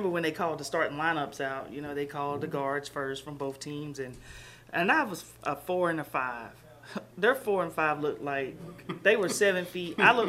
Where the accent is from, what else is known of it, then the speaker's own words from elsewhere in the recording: Sherrills Ford, North Carolina, United States; I'm from Catawba County. I went to, I live in Sherrill's Ford, and I still live there. I live across the street from the house that I grew up in.